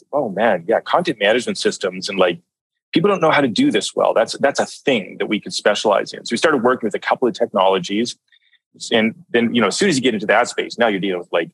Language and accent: English; Canada; I'm from Canada here